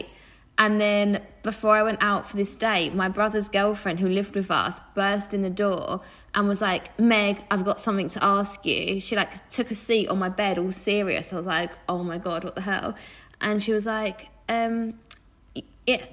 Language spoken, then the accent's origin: English; Southend-on-Sea, East of England, United Kingdom; I grew up in Southend